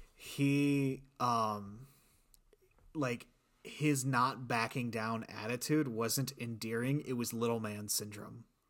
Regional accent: South Bend, Indiana, United States; I'm from South Bend

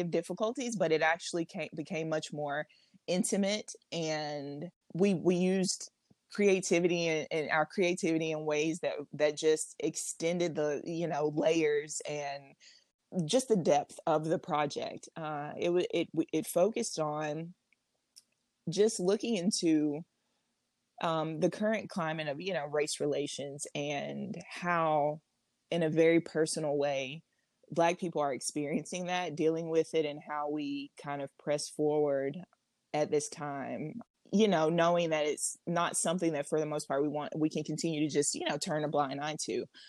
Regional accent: Alabama, United States; I was born and raised in Alabama

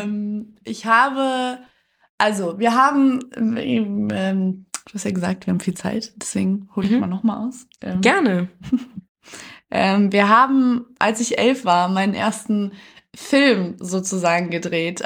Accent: Detmold, North Rhine-Westphalia, Germany; also born or lived in Cologne; ich bin in Detmold aufgewachsen, ist eine schöne Kleinstadt

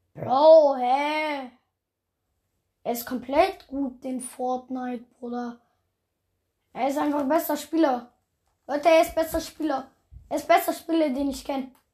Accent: Baden-Württemberg, Germany; ich komme auch aus Baden-Württemberg

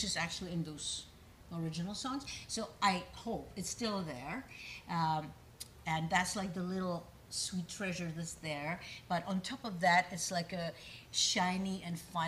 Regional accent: Prague, Czechia; moved away; I am Czech by birth. I was born in Prague

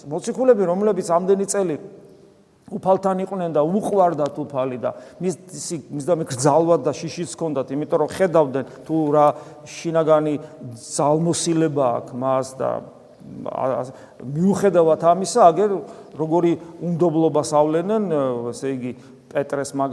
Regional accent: Georgia; ქართულ კულტურაში აღზდილებს ეს ცოტა არ გესმის იმიტომ რომ ჩვენ ამ წიაღში გავიზარდე

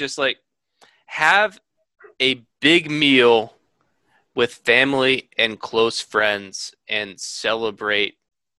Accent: Northeast, United States; we grew up in the Northeast.

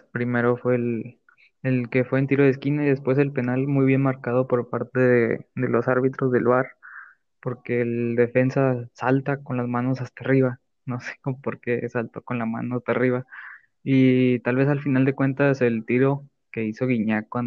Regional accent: Argentina; now in Mexico; ¿cómo voy a representar México si yo soy argentino, yo soy tengo otra sangre y así.

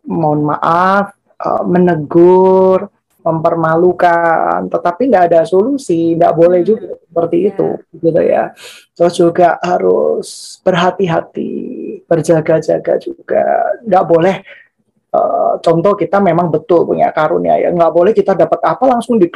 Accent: Central Java, Indonesia; saya ini berasal dari Jawa Tengah lah ya

